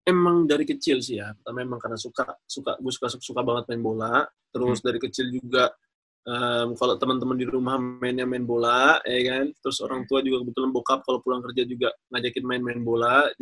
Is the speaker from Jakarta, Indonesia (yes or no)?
yes; Jakarta, Indonesia; also born or lived in Bandung; dari kecil sebenarnya besar udah di Jakarta. Cuma lahirnya itu di Bandung.